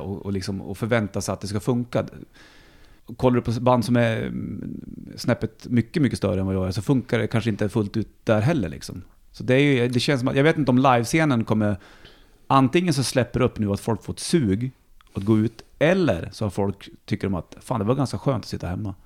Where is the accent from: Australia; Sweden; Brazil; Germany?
Sweden; Bollnäs, Gävleborg County; now in Stockholm, Sweden; för min uppväxt hemma i Bollnäs var mycket skog